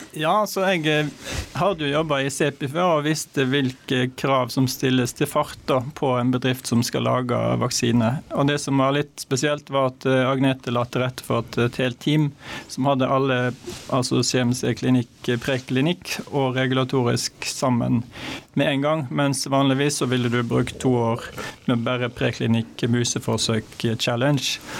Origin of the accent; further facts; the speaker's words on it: Hardanger, Vestland, Norway; Jeg er fra Hardanger